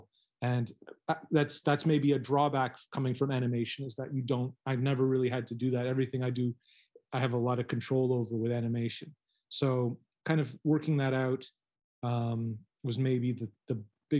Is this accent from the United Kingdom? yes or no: no; Canada; now in Taiwan; I'm a Canadian working in Taiwan